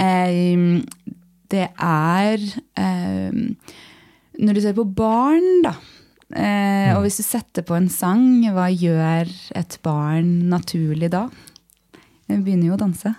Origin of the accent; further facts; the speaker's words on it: Lørenskog, Akershus, Norway; jeg er fra Lørenskog